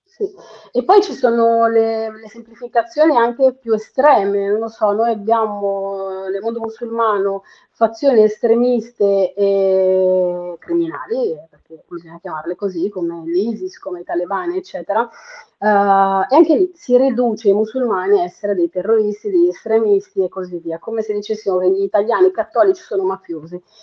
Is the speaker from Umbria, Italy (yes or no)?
yes; Perugia, Umbria, Italy; moved away as an adult; now in Milan, Italy; io sono nata e cresciuta a Perugia, Umbria, Italia